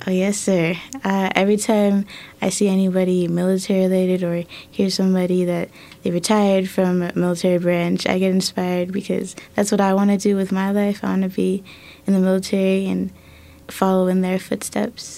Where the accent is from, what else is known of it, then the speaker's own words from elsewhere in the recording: Colorado Springs, Colorado, United States; also born or lived in Germany; I moved here in 2011 with my family, and I went from D11 mm-hmm. to D49 for both middle school and high school